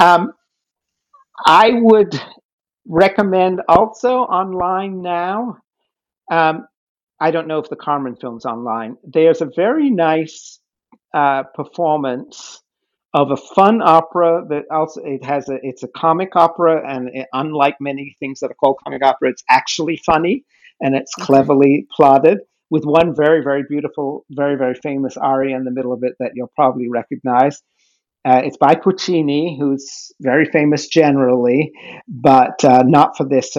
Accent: The Hague, South Holland, Netherlands; moved away; I grew up in The Hague in Holland

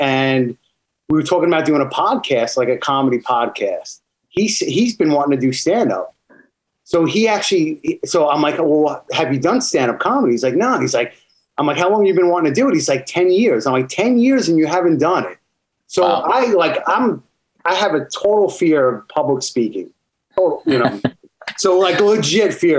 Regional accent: Long Island, New York, United States; I was living in New York. I grew up in Long Island, New York

